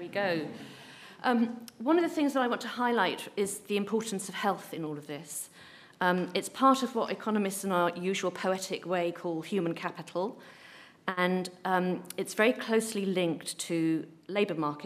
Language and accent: English; Ramsbottom, North West England, United Kingdom; I grew up in Ramsbottom